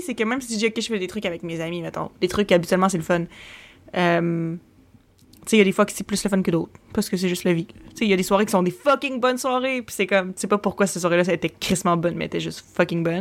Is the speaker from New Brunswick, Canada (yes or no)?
no; Quebec City, Quebec, Canada; now in Montreal, Canada; Moi, je viens de Québec. Puis à un moment donné, moi, j'ai déménagé à Montréal.